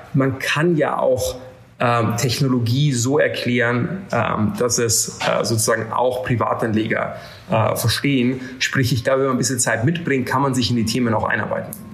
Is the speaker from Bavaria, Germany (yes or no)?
yes; Bavaria, Germany; now in London, United Kingdom; ich bin übrigens in einem Dorf aufgewachsen in Bayern mit 90 Leuten